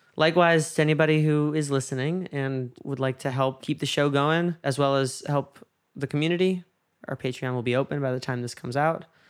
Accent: New York, United States; moved away; there was a case in my hometown

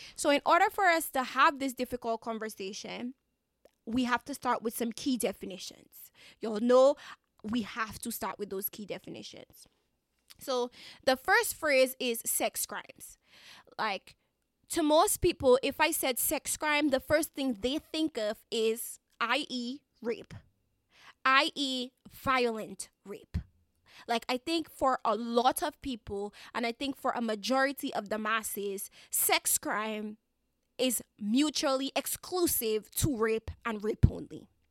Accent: Dominica; I am a Dominican citizen, Caribbean citizen, so I have to apologize in advance. If you hear a little bit of my accent

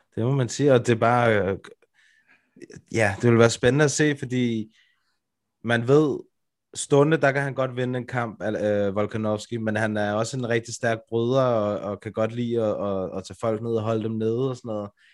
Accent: Brøndby, Capital Region of Denmark, Denmark; det sted, hvor jeg kommer fra

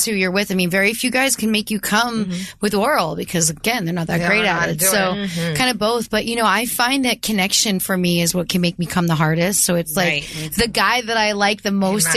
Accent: Eastern Pennsylvania, United States; Eastern Pennsylvania, where I grew up

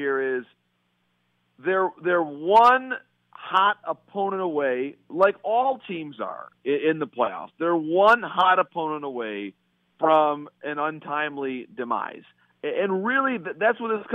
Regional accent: Bay City, Michigan, United States; in my hometown

